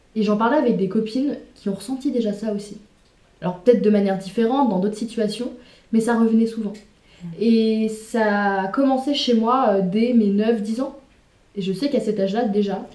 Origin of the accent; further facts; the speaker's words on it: Le Mans, Pays de la Loire, France; moved away as an adult; j'ai grandi jusqu'à mes 18 ans au Mans